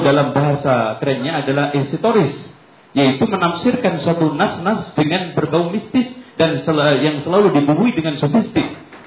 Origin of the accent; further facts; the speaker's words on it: Lamongan, East Java, Indonesia; moved away; saya di kampung saya Lamongan